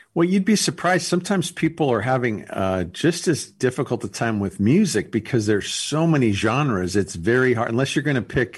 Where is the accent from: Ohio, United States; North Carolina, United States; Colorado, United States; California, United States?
California, United States; Los Angeles; I grew up in Los Angeles, California